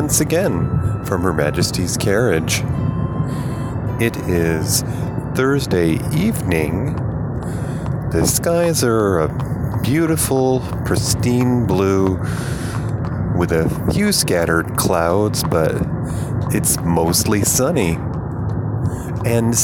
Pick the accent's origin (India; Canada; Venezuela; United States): United States; moved away as an adult; also born or lived in Denver, Colorado; when I moved home to my home state